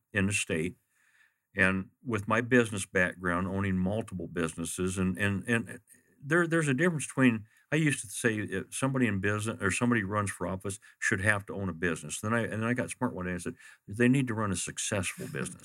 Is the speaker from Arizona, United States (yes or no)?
yes; Glendale, Arizona, United States; I grew up in Maryville. I, I lived in a John F. Long home at, uh, Osborne and Fifty-First Avenue